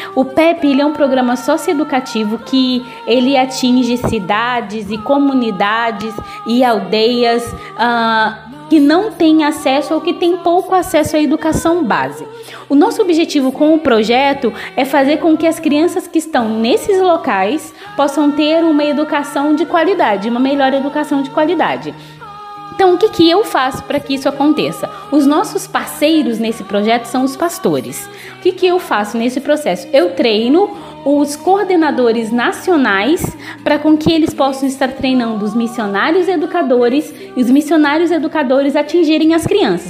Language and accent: Portuguese; Volta Redonda, Rio de Janeiro, Brazil; moved away as an adult; now in Togo; eu sou natural do Rio de Janeiro, não da capital, mas do sul do estado. Eu sou de uma cidade no sul do estado chamada Volta Redonda e eu sou natural dessa cidade